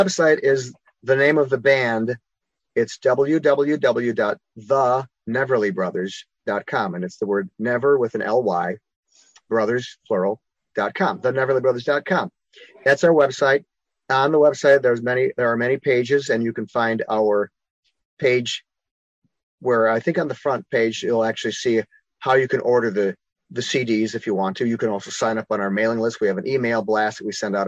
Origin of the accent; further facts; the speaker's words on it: Chicago, Illinois, United States; I'm a Chicagoan, a native Chicagoan. I grew up on the south side of Chicago.